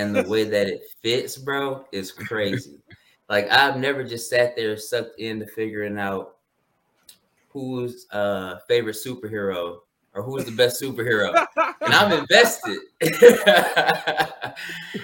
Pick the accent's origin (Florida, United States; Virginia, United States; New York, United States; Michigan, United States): Michigan, United States; Detroit; I grew up in Detroit, was born in Detroit, but grew up more so in the suburbs